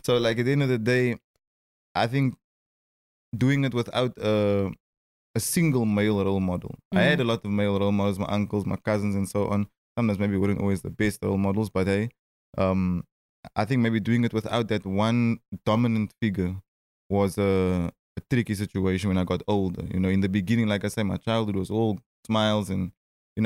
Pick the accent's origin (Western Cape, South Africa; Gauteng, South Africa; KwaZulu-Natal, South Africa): Western Cape, South Africa; Cape Town; Growing up in Cape Town